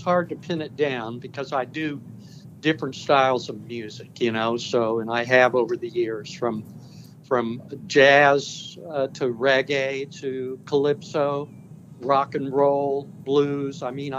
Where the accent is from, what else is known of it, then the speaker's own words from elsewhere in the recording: Kansas City, Missouri, United States; a place where I was born in Kansas City, Missouri, and in the States.